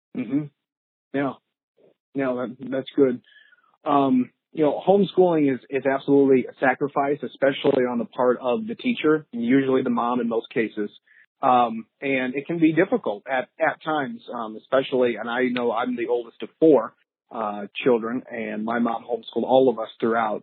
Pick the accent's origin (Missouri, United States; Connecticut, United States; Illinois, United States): Missouri, United States; Florissant; born or raised there